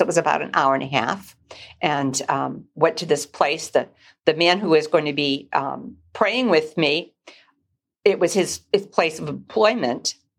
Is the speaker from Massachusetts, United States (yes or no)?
yes; Newburyport, Massachusetts, United States; now in Manchester, United States; I grew up on Plum Island in Newburyport, Massachusetts